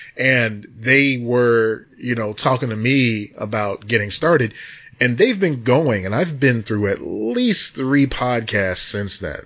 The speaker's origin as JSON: {"language": "English", "country": "United States", "said": "as an American"}